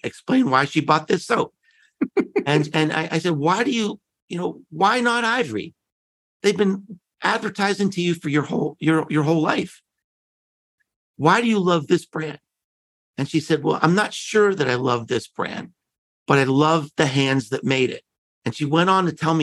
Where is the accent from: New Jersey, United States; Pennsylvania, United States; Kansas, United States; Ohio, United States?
Pennsylvania, United States; Pittsburgh; I grew up in Pittsburgh